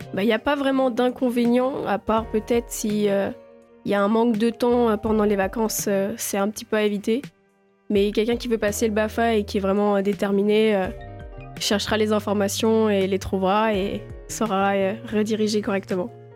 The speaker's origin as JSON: {"language": "French", "town": "La Roche", "country": "France", "said": "je viens de La Roche"}